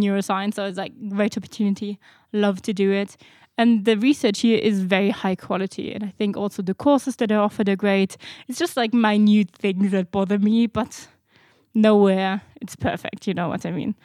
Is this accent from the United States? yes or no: no; Germany; moved away as an adult; now in Netherlands; I'm from Germany